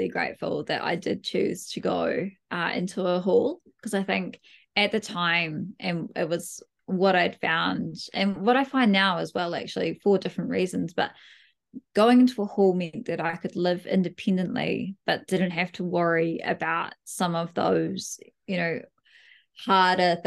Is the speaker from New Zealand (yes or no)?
yes; Dunedin, Otago, New Zealand; I was from Dunedin as well